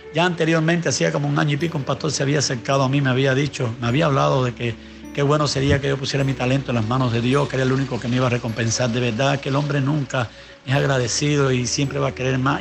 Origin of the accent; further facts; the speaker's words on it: Cuba; Nací en un hogar eh, bien humilde, bien pobre, en, el año 65 nací yo, un tiempo donde, era, donde se estaba sufriendo cambios verdaderamente aquí en, nuestro país